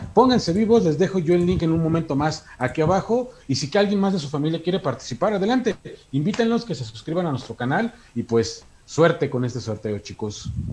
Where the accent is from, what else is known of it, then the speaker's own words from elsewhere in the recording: Hidalgo, Mexico; soy de Hidalgo